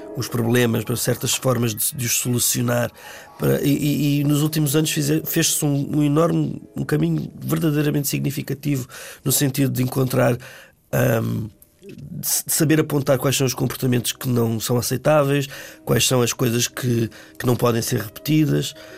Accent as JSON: {"language": "Portuguese", "country": "Angola", "tie": "born or raised there", "said": "eu nasci em Angola já cinco anos depois do, do 25 de uhum. Abril, uhum. quatro anos depois da independência, e cresci em Angola"}